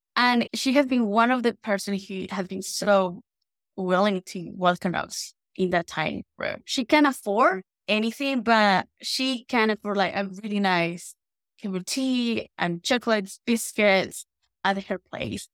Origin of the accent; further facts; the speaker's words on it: Guatemala; moved away as an adult; also born or lived in Spain; now in London, United Kingdom; I'm from Guatemala and I grew up in Guatemala and in Spain. I moved to the U K in two thousand nineteen